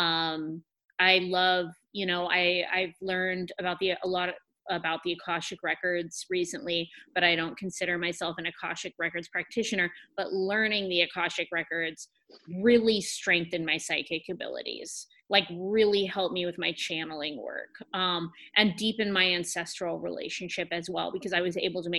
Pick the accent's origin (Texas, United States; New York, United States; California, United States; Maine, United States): California, United States; Humboldt County; I'm from Humboldt County.